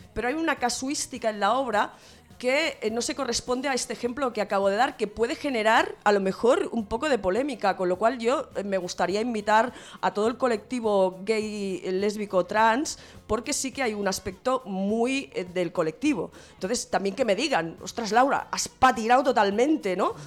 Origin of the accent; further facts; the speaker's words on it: Santa Coloma de Gramenet, Catalonia, Spain; en mi pueblo, en Santa Coloma de Grabanet